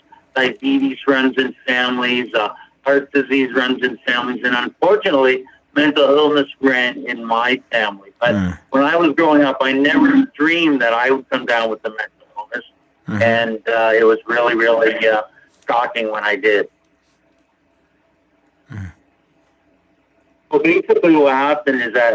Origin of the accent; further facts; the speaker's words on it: Niagara Falls, Ontario, Canada; I'm actually from, the closest place would be Niagara Falls, Ontario, Canada.